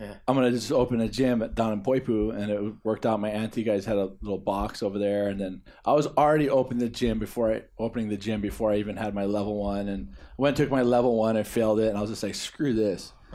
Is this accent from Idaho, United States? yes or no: no; Kauai, Hawaii, United States; We were born and raised on Kauai